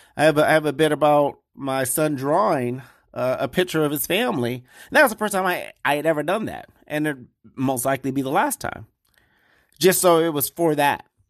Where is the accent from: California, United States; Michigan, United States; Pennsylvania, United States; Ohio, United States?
Michigan, United States; Detroit; moved away; I'm from Detroit